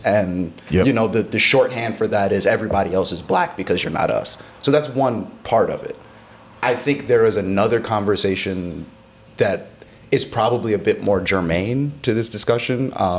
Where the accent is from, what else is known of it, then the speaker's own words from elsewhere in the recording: United States; I'm black American. I don't have another flag. I can't be like, I'm Jamaican, or I'm Nigerian, or I'm South African, or like, you know, my people are Kenyan. I'm black in a very generic American sense of the word.